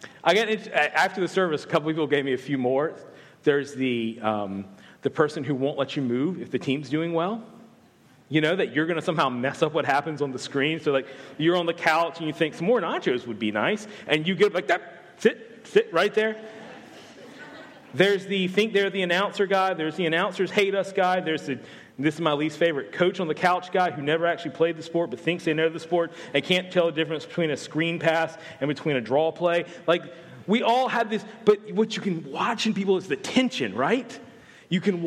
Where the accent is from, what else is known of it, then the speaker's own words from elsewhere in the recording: the South, United States; I'm not from Australia, despite my thick Australian accent. I'm actually from the South